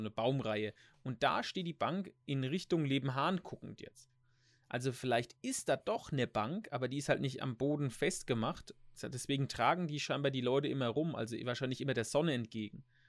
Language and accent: German; Germany; wir sind ja eh als, als Deutsche